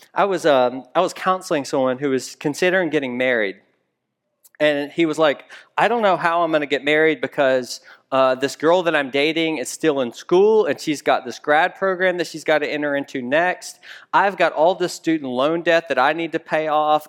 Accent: Memphis, Tennessee, United States; moved away; I'm from Memphis, Tennessee originally

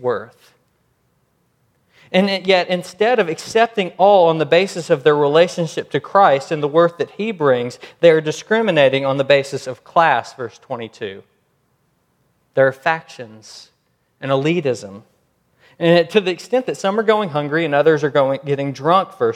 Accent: United States; I'm American

